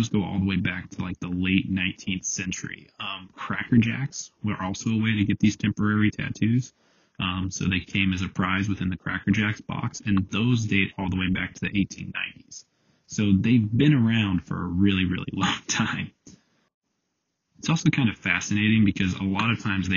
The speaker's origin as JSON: {"language": "English", "country": "United States", "tie": "born or raised there", "said": "growing up in America"}